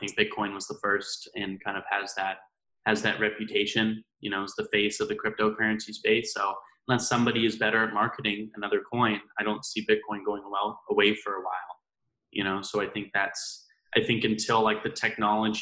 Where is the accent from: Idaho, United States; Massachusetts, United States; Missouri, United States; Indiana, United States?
Idaho, United States; I grew up in Idaho, right? That's where I went to school